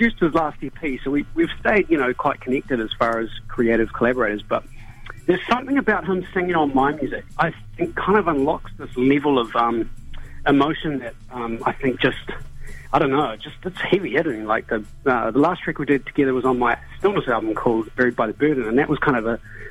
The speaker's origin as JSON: {"language": "English", "town": "Christchurch", "region": "Canterbury", "country": "New Zealand", "also_born_or_lived": "Wellington", "moved": "yes", "lives_now": "Hawke's Bay, New Zealand", "said": "I'm from the mainland. I'm from Otatahi originally"}